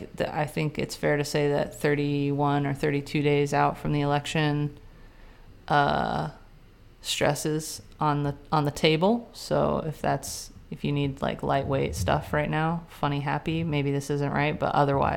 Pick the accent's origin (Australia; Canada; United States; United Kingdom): Canada; We're all Canadian today.